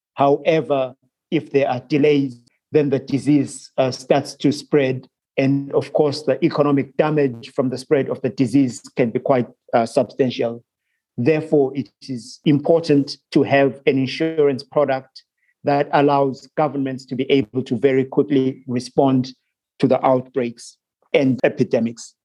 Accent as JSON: {"language": "English", "country": "Zimbabwe", "also_born_or_lived": "Bermuda / Singapore", "moved": "as an adult", "said": "I am originally from Zimbabwe, but I left Zimbabwe when I was uh, about 18 years old uh, to study abroad"}